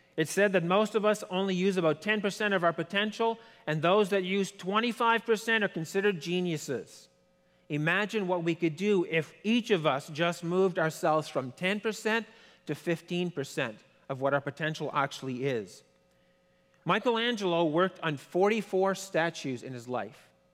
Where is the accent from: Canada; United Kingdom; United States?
Canada; Quebec; I don't speak French, but I'm from Quebec